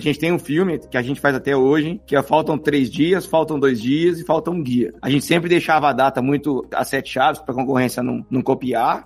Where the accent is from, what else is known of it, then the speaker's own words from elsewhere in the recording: Franca, São Paulo, Brazil; passei, passei minha infância na lojão lá em Franca